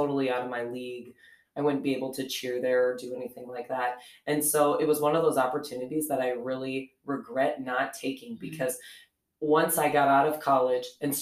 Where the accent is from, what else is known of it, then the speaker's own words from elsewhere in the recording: Presho, South Dakota, United States; growing up in a small town, I'm originally from Presho, South Dakota